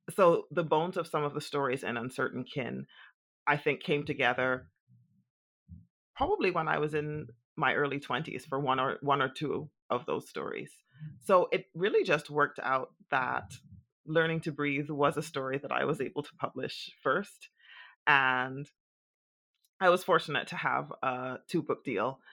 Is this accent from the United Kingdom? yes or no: no; Bahamas; growing up in the Bahamas